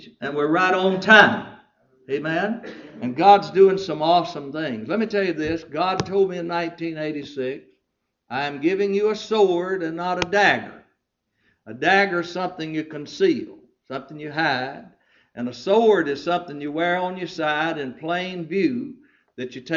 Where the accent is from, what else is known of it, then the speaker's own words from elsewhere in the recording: Balcomville, Louisiana, United States; I'm from Balcomville, Louisiana.